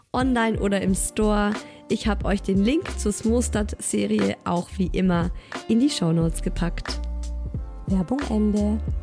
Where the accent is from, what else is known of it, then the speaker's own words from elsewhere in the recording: Southern Germany, Germany; Ich komme aus Süddeutschland